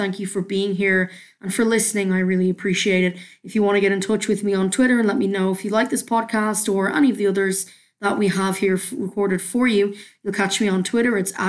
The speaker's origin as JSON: {"language": "English", "town": "Dublin", "region": "Leinster", "country": "Ireland", "said": "it's the mishmash accent where Canadians think I'm from Newfoundland and nobody else quite knows where. But yes, I am a Dub at heart, so we'll go with that."}